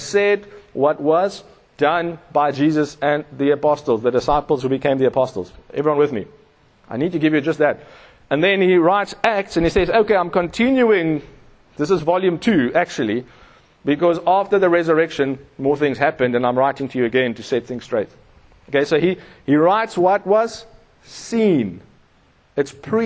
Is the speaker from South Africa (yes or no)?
yes; Pretoria, Gauteng, South Africa; I come from Pretoria, we ride in Webers.